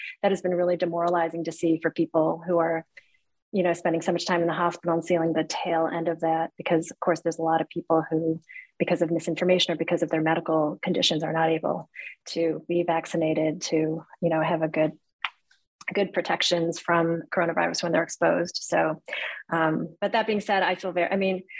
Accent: Cleveland, Ohio, United States; I was born here in the United States. And we lived in a pretty not ethnically diverse community on the west side of Cleveland

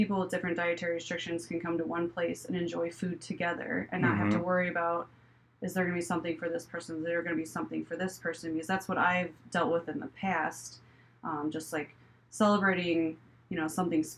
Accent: Crown Point, Indiana, United States; moved away as an adult; also born or lived in New York / Chicago; I'm from Crown Point

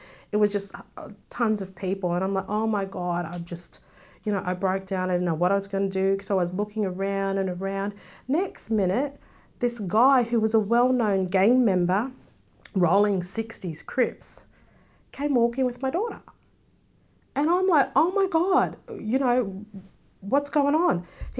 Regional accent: Australia; No, I'd always say, no, I'm Australian. And even the black people in America, you're not black because you don't sound black. You know, mm-hmm. you're from England. I'm like, no, I'm a black Australian.

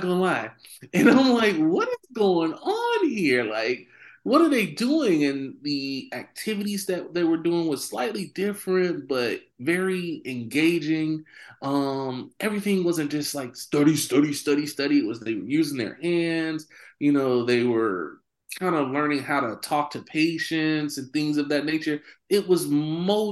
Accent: Miami, Florida, United States; I grew up here in Miami, Florida, 305 to the day I die. Liberty City, to be exact.

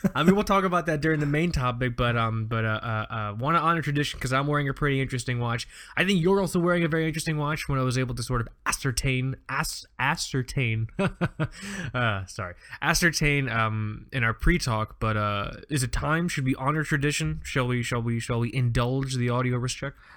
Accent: Fort Lauderdale, Florida, United States; I grew up on Fort Lauderdale Beach

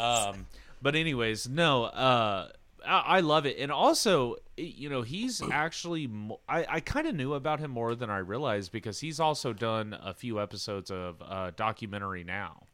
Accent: Xenia, Ohio, United States; I'm from Xenia, Ohio.

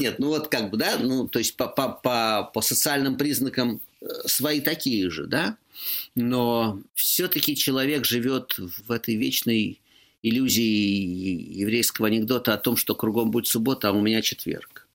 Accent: Moscow, Russia; moved away as an adult; я москвич

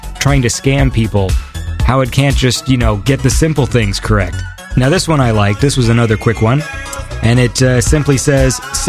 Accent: Canada; I'm Canadian

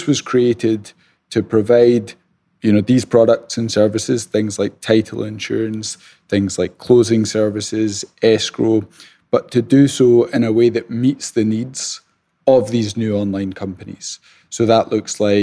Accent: Scotland, United Kingdom; accent: Scottish; moved away as an adult; now in United States; So the accent is Scottish. I'm originally from Scotland, though I've been living in the States for the last 10 years

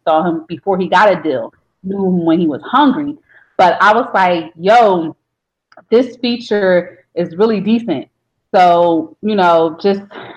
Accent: Philadelphia, Pennsylvania, United States; I'm from South Philly, just like Beans is

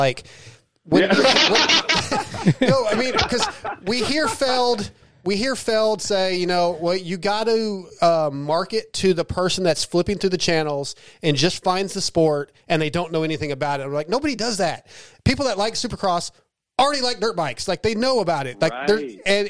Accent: Texas, United States; I know we're from Texas. We're in East Texas.

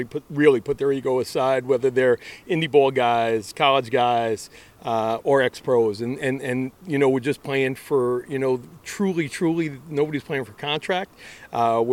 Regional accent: New York City, New York, United States; Born in Parkchester, raised in Co-op City

